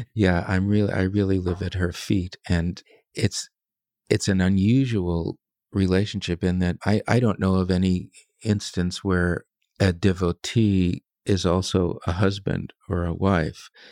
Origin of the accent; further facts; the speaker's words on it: United States; I'm an American